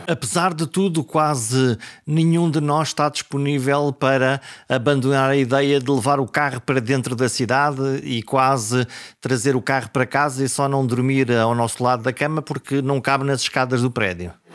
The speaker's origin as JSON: {"language": "Portuguese", "area": "coast between Caminha and Porto", "region": "Norte", "country": "Portugal", "tie": "born or raised there", "said": "a zona da minha, da, da, da minha terra, que é a zona eh, entre, entre Caminha e o Porto, toda aquela zona da costa"}